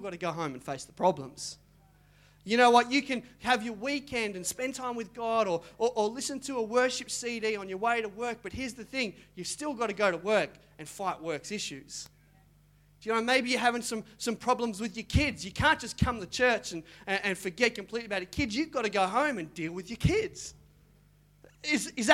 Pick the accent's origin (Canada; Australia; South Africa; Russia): Australia; Mandurah, Western Australia; I grew up in Mandurah